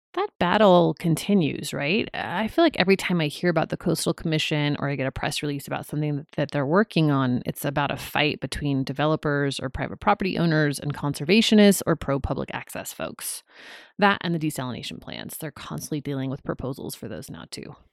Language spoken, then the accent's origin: English; Ventura County, California, United States; also born or lived in Hawaii; I grew up in Ventura County